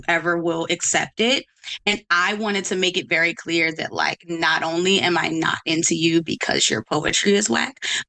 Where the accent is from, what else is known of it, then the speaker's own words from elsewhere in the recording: Baltimore, Maryland, United States; also born or lived in Washington, District of Columbia, United States; I'm from Baltimore, DC is really where my like social life is and where my queer upbringing kind of happened